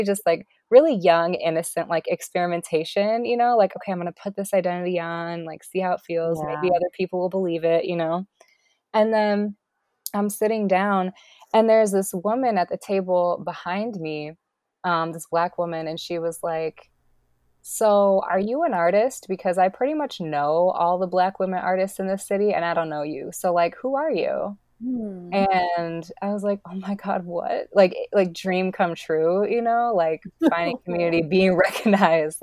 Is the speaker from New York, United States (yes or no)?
no; Minneapolis, Minnesota, United States; also born or lived in New Mexico; I grew up in Minneapolis